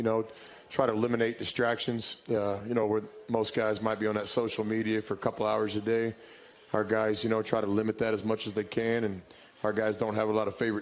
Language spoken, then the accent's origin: English; Irving, Texas, United States; growing up in Irving, Texas, I was a Cowboy fan, lived right next to the old Texas Stadium